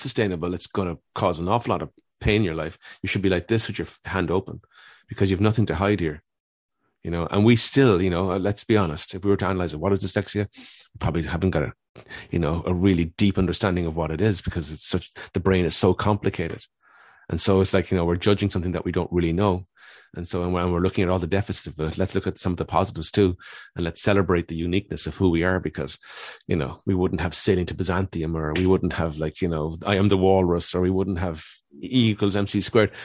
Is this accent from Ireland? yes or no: yes; Cork, Munster, Ireland; I grew up in Dun-, Cork in the eighties